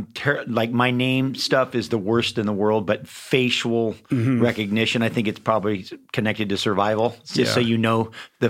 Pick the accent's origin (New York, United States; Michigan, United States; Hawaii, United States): Hawaii, United States; also born or lived in San Francisco; I was born in San Francisco, but been in Hawaii since I was 3 months old.